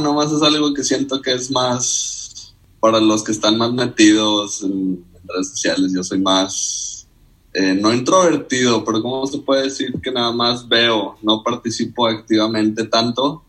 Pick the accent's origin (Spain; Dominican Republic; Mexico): Mexico; Nuevo Laredo, Tamaulipas; also born or lived in Monterrey, Nuevo León / Iowa, United States; cumplí nueve y me vine para, Nuevo Laredo. Y pues, desde entonces hasta acabar prepa